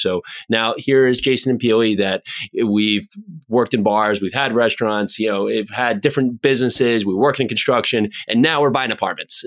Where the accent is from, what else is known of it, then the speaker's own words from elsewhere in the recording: New Jersey, United States; friends I grew up with here in New Jersey